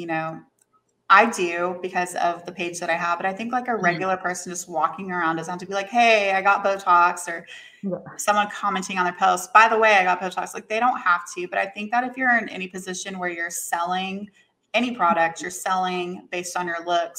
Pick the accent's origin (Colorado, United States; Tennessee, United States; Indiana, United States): Tennessee, United States; Knoxville; I'm originally from Knoxville, Tennessee, which is not like a big city, but it's not like a super small town